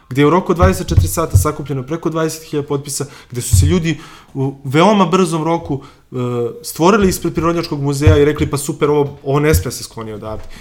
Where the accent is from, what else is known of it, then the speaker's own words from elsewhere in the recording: Valjevo, Kolubara District, Serbia; now in Belgrade, Serbia; ja sam iz Valjeva